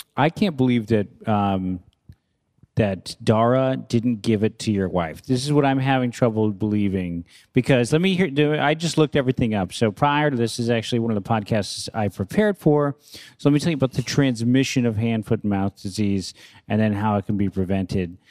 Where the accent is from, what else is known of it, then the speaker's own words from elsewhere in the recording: San Francisco, California, United States; where I grew up in San Francisco in the avenues